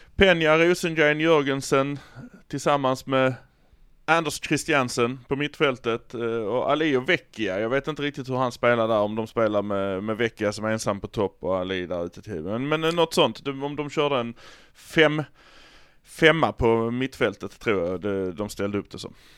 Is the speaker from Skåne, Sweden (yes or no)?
yes; Malmö, Skåne, Sweden; Vi är från Malmö